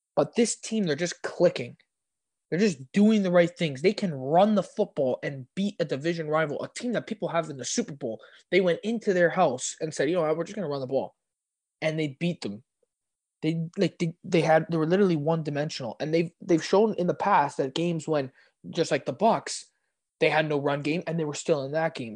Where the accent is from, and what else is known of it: Canada